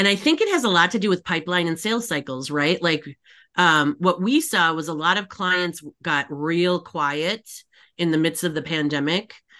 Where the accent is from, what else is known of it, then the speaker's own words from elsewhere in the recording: Upper Peninsula, Michigan, United States; moved away; I grew up in Michigan, the Upper Peninsula